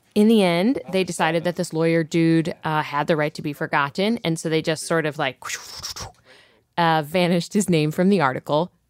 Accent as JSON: {"language": "English", "region": "Ohio", "country": "United States", "moved": "yes", "said": "I'm from Ohio"}